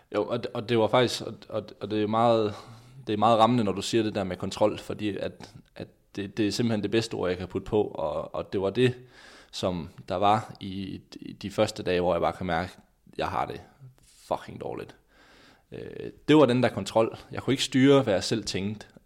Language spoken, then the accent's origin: Danish; Skanderborg, Central Denmark Region, Denmark; hjemme i Skanderborg